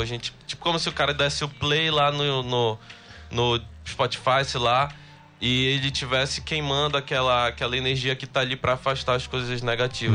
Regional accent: Belém, Pará, Brazil; Sou de Belém, eu, eu, eu moro em Nazaré hoje em dia

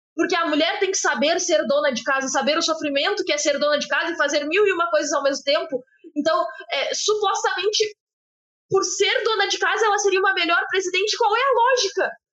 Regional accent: Brazil; somos brasileiros

